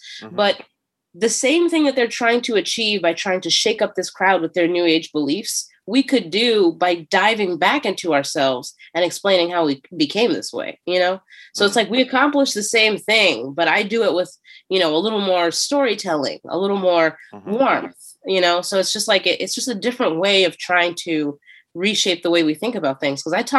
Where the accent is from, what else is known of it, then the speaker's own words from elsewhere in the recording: Philadelphia, Pennsylvania, United States; So, hey, I'm from Philly and here's how I grew up a little bit. And here's some cute Philly jokes to get you understanding the area.